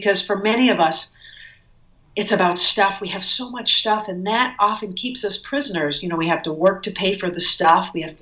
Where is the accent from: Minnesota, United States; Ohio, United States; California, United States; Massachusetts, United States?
Massachusetts, United States; Cape Cod; moved away as an adult; also born or lived in New York City; I grew up on Cape Cod